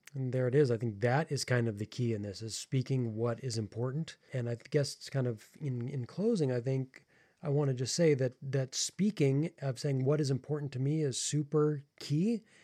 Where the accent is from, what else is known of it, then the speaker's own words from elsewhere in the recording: United States; I am American